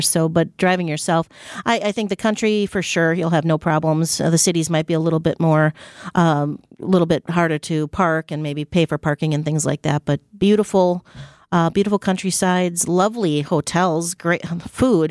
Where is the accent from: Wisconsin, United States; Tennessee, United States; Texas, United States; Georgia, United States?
Wisconsin, United States; We're from Wisconsin.